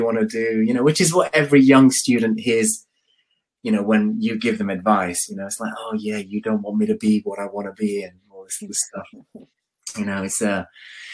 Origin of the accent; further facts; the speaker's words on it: London, United Kingdom; moved away as an adult; now in Birmingham, United Kingdom; I moved to Birmingham because I'm from London